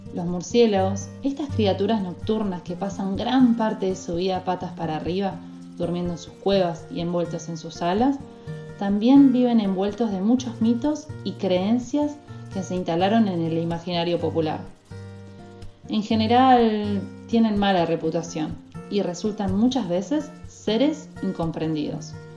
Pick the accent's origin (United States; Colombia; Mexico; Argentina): Argentina; Corrientes; Nuestra querida tierra correntina